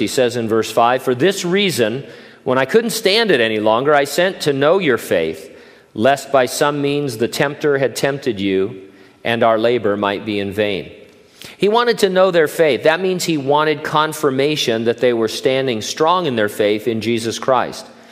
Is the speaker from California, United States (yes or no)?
yes; Southern California, United States; moved away as an adult; now in Hanford, United States; in Southern California, uh, you know, growing up there for the first 20 plus years of my life